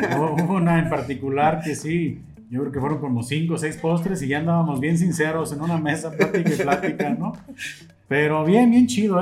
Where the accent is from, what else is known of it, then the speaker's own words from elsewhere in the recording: Mexico; como mexicano